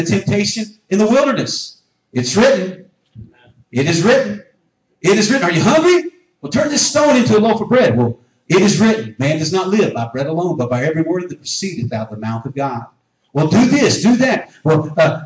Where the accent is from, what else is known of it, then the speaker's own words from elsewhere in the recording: United States; I was born in North America